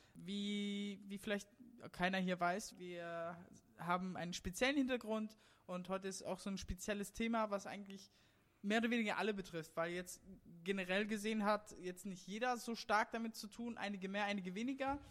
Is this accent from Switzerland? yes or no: no; Germany; weil ich nicht wie ein ganz normaler Deutscher in einer deutschen Familie aufgewachsen bin, weil meine Eltern ja asiatisch, also in Tadschikistan aufgewachsen